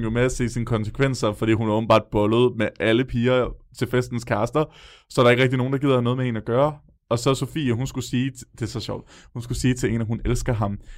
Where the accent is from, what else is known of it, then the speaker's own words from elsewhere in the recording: Odense, Southern Denmark, Denmark; I Odense kalder vi det altså for en nipnapper